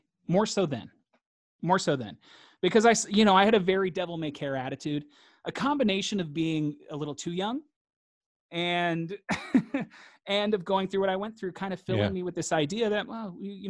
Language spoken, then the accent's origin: English; Mississippi, United States; And I was like, oh, I'm from Mississippi. He's like, so you're Mississippi. And I was like, okay, I'm Mississippi, you know?